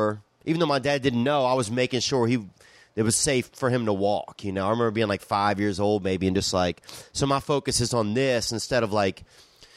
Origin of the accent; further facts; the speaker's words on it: Covington, Louisiana, United States; I grew up in Covington, Louisiana.